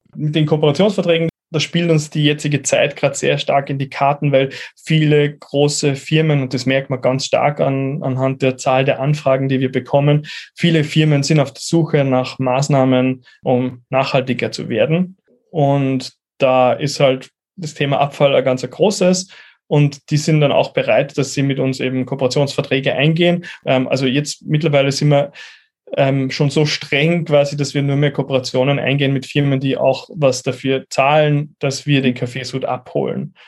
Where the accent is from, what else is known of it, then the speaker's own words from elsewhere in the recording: Upper Austria, Austria; moved away as an adult; now in Vienna, Austria; gebürtig aus Oberösterreich, lebe aber seit zehn Jahren in Wien